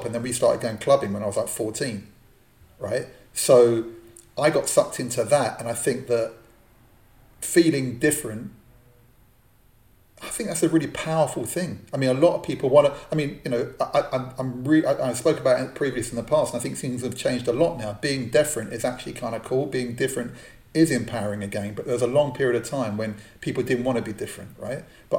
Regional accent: London, United Kingdom; I grew up in Northwest London, Jewish community.

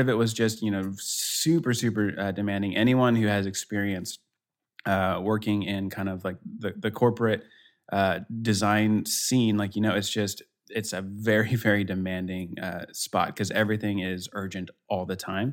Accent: Denver, Colorado, United States; now in Kansas City, United States; I'm in Kansas City, uh, originally. I'm from Denver, so I'm kinda Colorado guy at heart

